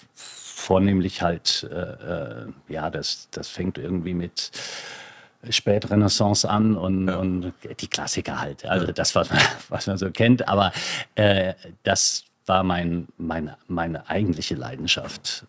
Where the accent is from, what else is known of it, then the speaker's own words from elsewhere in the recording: Lower Moselle, Rhineland-Palatinate, Germany; da wo ich groß geworden bin, an der Mosel